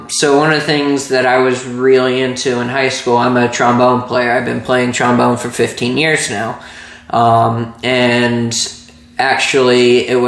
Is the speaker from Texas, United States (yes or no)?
yes; Plano, Texas, United States; moved away as an adult; also born or lived in Arizona; growing up in Plano